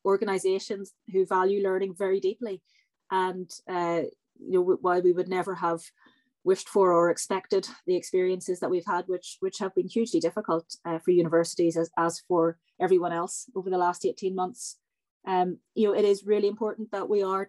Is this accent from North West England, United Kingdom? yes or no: no; Northern Ireland, United Kingdom; moved away; also born or lived in Belfast; I grew up in Northern Ireland in the 1970s, 1980s. I went to university in Belfast in the mid-1990s